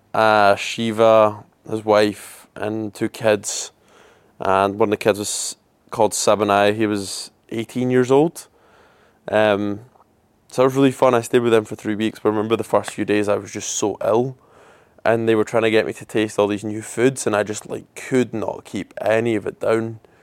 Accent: Scotland, United Kingdom; moved away as an adult; also born or lived in Glasgow; now in Melbourne, Australia; I'm Scottish and I'm in Melbourne, Australia just now as well, so I've been away from home for around a year now

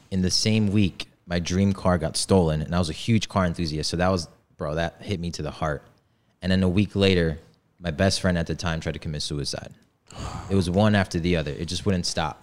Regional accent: Poland; now in United States; I was born in, born and raised in Poland in a village

